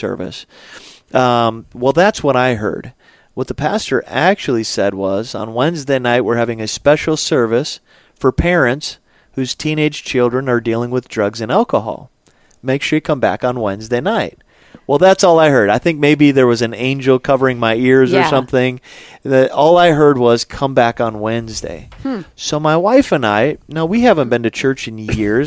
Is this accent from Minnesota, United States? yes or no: yes; Alexandria, Minnesota, United States; I grew up in a good Lutheran church in central Minnesota